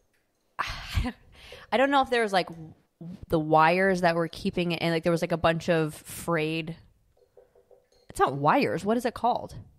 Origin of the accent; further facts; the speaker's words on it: Midwest, United States; growing up in the Midwest